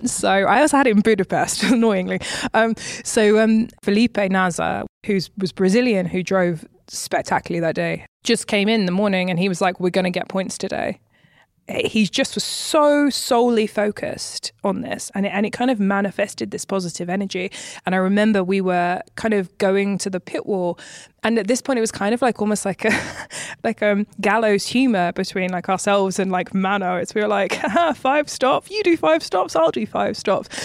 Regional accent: United Kingdom; moved away as an adult; also born or lived in Maranello; being a British woman

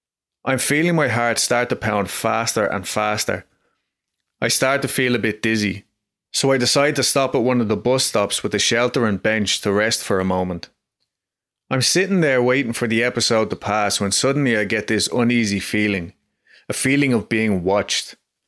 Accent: Dublin, Leinster, Ireland; I'm from Dublin, Ireland, and really you don't hear many stories like this in Ireland.

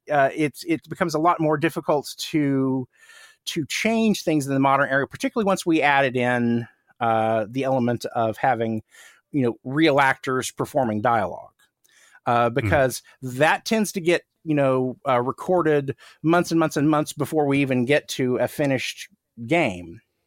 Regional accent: Tulsa, Oklahoma, United States; I grew up in outside of Tulsa, Oklahoma, which is, you know, it's a middle-sized city in Oklahoma, but nothing like being in Los Angeles.

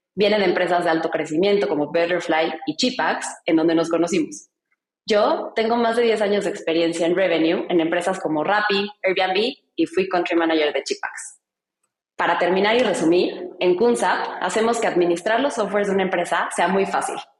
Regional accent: Mexico; yo soy mexicana

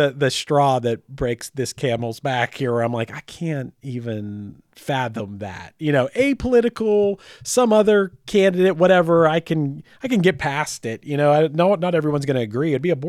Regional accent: Michigan, United States; I'm from Michigan and I have a giant Confederate flag behind me.

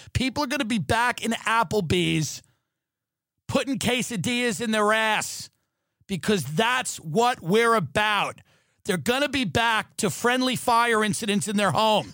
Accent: New York, United States; moved away as an adult; now in Los Angeles, United States; as a New Yorker, as a guy that grew up in New York

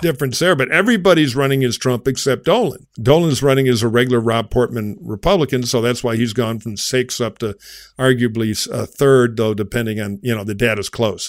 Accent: Michigan, United States; my home state of Michigan

